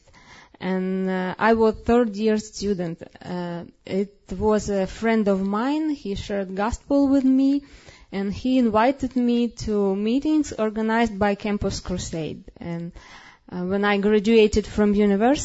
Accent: Ukraine; I was born in Soviet Union

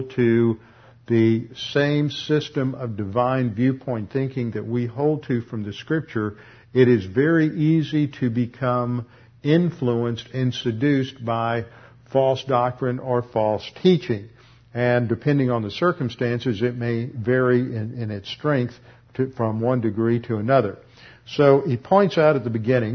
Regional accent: Houston, Texas, United States; I grew up over in Meyerland

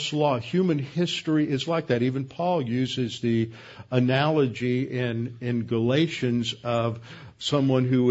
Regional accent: Houston, Texas, United States; I grew up over in Meyerland, and one of the major topographical features there is Bray's Bayou

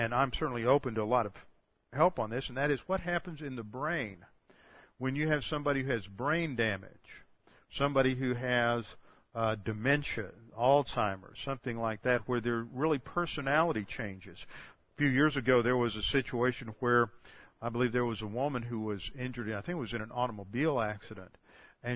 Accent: Houston, Texas, United States; I'm from Houston, A.J. Foyt was one of our great race car drivers

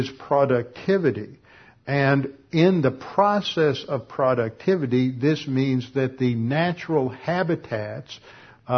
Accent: Texas, United States; moved away; also born or lived in Connecticut; I'm a Texan

